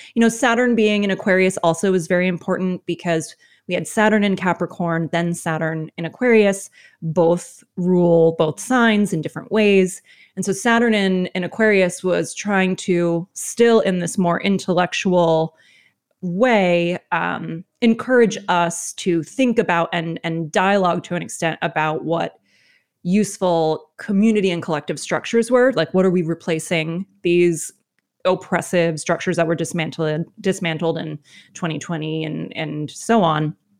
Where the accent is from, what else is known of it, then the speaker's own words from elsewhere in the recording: United States; my experience as an American